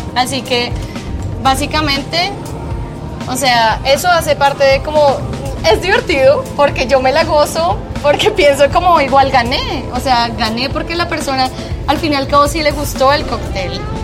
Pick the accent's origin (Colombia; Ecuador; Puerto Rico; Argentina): Colombia; moved away as an adult; now in Antigua Guatemala, Guatemala; soy colombiana